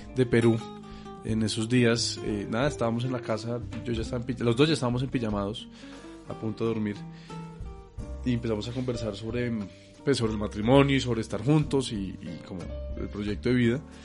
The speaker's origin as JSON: {"language": "Spanish", "region": "Bogotá", "country": "Colombia", "tie": "born or raised there", "also_born_or_lived": "China", "said": "soy, nací y crecí en Bogotá, mi familia materna es de Salamina Caldas"}